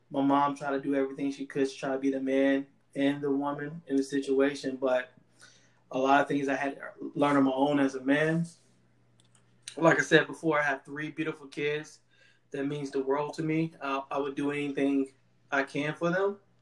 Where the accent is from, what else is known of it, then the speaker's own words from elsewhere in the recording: Durham, North Carolina, United States; moved away as an adult; now in Maryland, United States; from Bull City, Durham, North Carolina